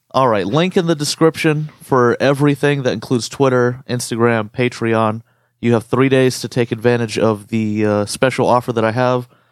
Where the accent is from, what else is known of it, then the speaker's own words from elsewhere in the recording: United States; our experience being Arab American